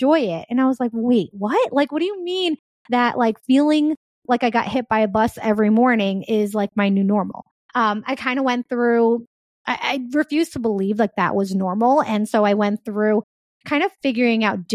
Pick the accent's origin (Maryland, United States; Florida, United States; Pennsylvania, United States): Pennsylvania, United States; also born or lived in Bronx, New York; I moved from New York to Pennsylvania.